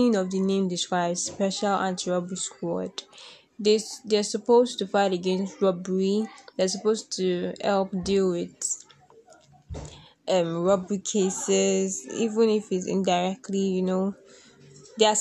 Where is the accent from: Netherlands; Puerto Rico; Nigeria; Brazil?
Nigeria; I am a Nigerian, and my country has been facing a lot of crisis